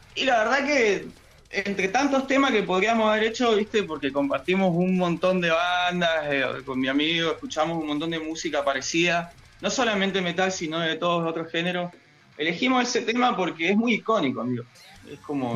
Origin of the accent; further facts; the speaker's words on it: Villa Regina, Río Negro, Argentina; Yo soy de Villa Regina, Río Negro, acá estamos representando al Valle